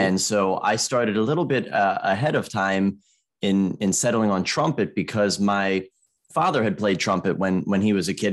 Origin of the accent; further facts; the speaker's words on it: Maryland, United States; growing up in America